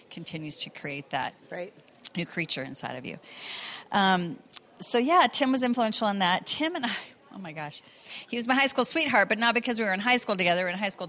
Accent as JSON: {"language": "English", "town": "San Diego", "region": "California", "country": "United States", "tie": "born or raised there", "also_born_or_lived": "Sacramento, California", "moved": "as an adult", "lives_now": "Atlanta, United States", "said": "I was born in Sacramento and raised in San Diego, and still have family there."}